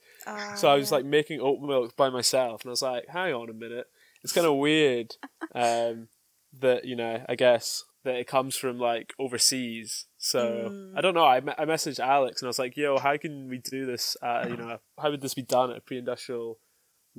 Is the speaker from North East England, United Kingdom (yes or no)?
no; Scottish Highlands, Scotland, United Kingdom; moved away as an adult; now in Edinburgh, United Kingdom; I'm actually from the Scottish Highlands, but moved down here for university